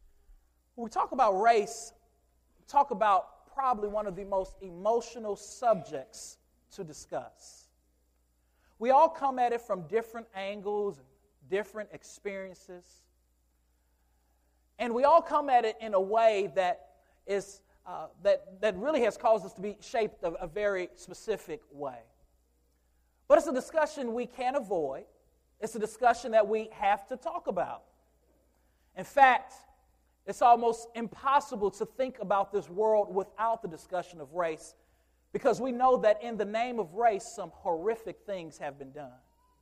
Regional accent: Michigan, United States; now in Louisville, United States; And as I came from Michigan and moved into Louisville

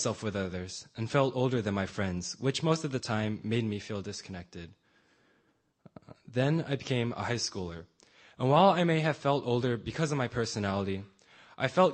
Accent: San Francisco, California, United States; I was born on October 16, 1995 in San Francisco, California

